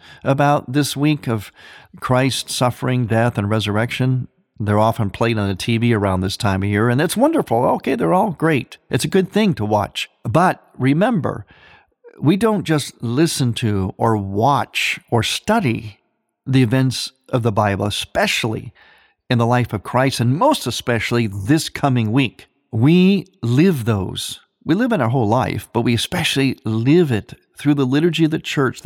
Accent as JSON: {"language": "English", "region": "Midwest", "country": "United States", "said": "I'm from the Midwest"}